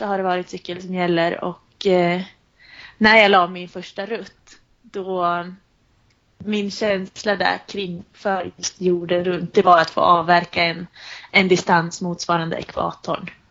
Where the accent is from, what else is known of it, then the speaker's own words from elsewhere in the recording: Sundsvall, Västernorrland County, Sweden; also born or lived in Uppsala; när jag satt där hemma i Sundsvall